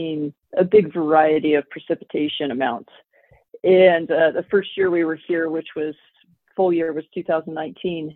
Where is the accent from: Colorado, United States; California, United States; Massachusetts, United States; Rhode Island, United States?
Colorado, United States; Southwest; moved away as an adult; also born or lived in Idaho; now in Hyannis, Nebraska, United States; I was an ag teacher in Southwest Colorado. That's where I grew up and raised my daughters